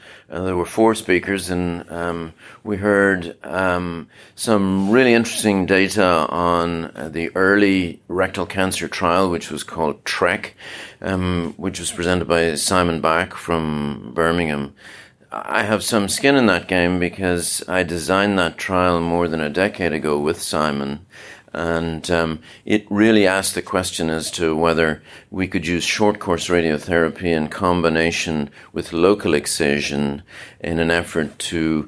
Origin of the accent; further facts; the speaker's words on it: Dublin, Leinster, Ireland; moved away as an adult; also born or lived in England / London / Hull / Rochester, New York; now in Orlando, United States; This is my hometown, actually. I was born and bred in Dublin